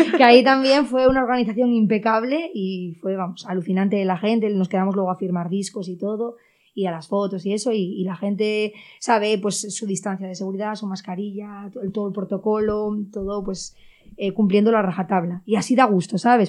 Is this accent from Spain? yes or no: yes; Cangas de Narcea, Asturias, Spain; Yo vengo de Cangas de Narcea, de Cibullo, un pueblo que en, en, ese pueblo no había así tampoco ningún músico ni nada